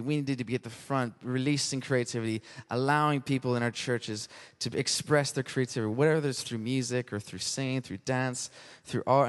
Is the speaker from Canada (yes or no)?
yes; Canada; now in United Kingdom; being Canadian